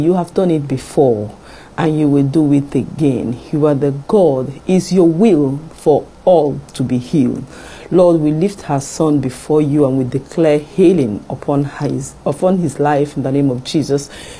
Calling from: France; I'm calling from France.

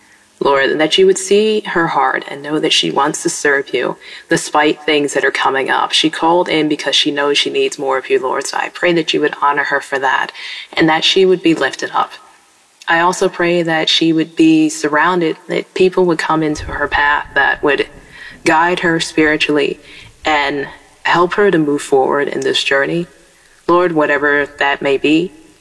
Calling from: Pennsylvania, United States; I'm calling from Pennsylvania.

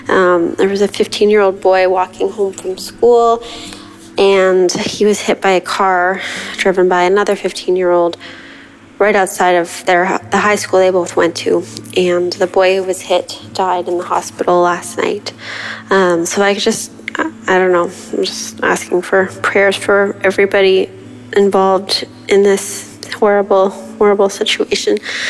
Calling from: Hamilton, Ontario, Canada; I'm from Hamilton, Ontario

